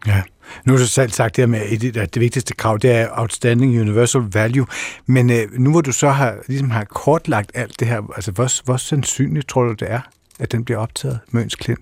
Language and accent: Danish; Kerteminde, Southern Denmark, Denmark; moved away; jeg kommer fra Kærtminde på Fyn